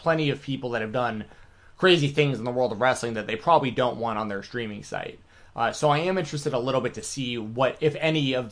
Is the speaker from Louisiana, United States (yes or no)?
no; Atlanta, Georgia, United States; moved away as an adult; also born or lived in Nashville, Tennessee; I grew up in Atlanta, Georgia